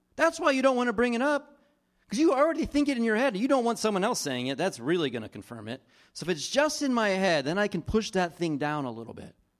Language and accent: English; East Coast, New Jersey, United States; I grew up on the East Coast, and we would travel from New Jersey to Florida or North Carolina